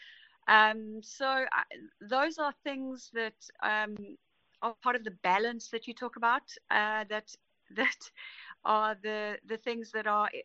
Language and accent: English; Pietermaritzburg, KwaZulu-Natal, South Africa; I grew up in Pietermaritzburg